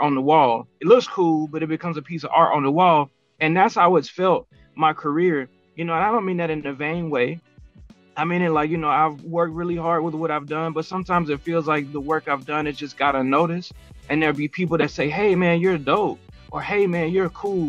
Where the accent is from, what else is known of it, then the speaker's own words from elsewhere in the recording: Columbus, Georgia, United States; moved away as an adult; now in Phoenix, United States; I'm born and raised in Columbus, Georgia, lived there all the way up until about 2020. And then we moved out here, and I've been in Phoenix for about 3 years